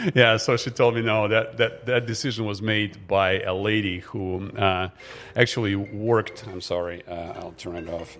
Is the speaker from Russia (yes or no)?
yes; Russia; moved away as an adult; now in Grand Forks, United States; I'm originally from Russia. In fact, I came here as the first, um, exchange student out of the Soviet Union back in nineteen ninety-two